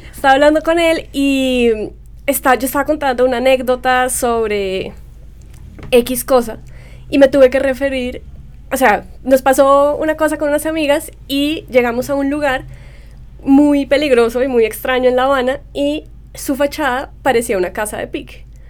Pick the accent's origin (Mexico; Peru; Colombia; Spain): Colombia; moved away as an adult; also born or lived in New York; mi niñez y la niñez de mi generación en Colombia